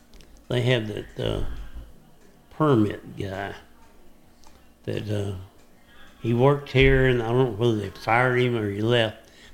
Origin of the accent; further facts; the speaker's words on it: Dallas, Texas, United States; now in Henderson County, Texas, United States; growing up around Dallas